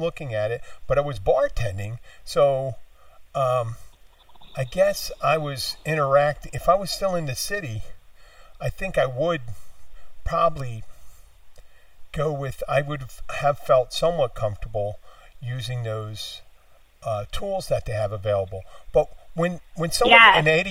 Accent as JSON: {"language": "English", "town": "Philadelphia", "region": "Pennsylvania", "country": "United States", "moved": "yes", "said": "I'm from Philadelphia originally"}